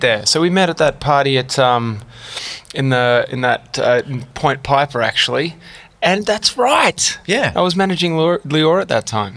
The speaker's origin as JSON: {"language": "English", "town": "St Ives", "region": "New South Wales", "country": "Australia", "tie": "born or raised there", "said": "I grew up in St Ives"}